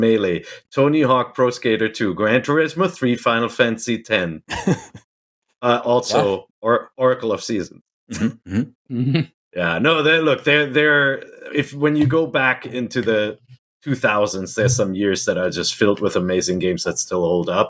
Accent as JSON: {"language": "English", "country": "Germany", "tie": "born or raised there", "moved": "yes", "said": "I grew up in Germany"}